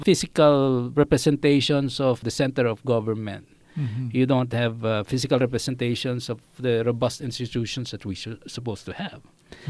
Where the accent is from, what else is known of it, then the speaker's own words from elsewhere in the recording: Quezon City, Metro Manila, Philippines; moved away as an adult; also born or lived in Singapore; I grew up in Project 4.